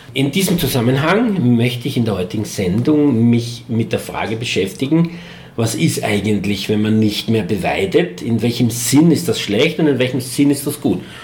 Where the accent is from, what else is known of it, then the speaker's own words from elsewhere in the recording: Eastern Austria, Austria; hier bei uns in Ostösterreich